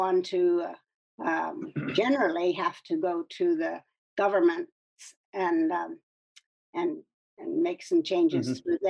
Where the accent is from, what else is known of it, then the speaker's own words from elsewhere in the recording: California, United States; also born or lived in Ningbo, China / Washington State; I was born in Ningpo in East China in 1936. So that makes me 86 years old. Most people think I'm in my 60s or 70s. My father was a medical missionary. And we left China in 1948, and I grew up in California and Washington State.